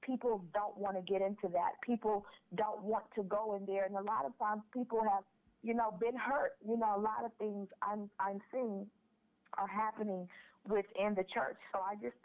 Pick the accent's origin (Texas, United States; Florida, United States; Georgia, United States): Texas, United States; Houston; moved away as an adult; leave my hometown, Houston, Texas, to relocate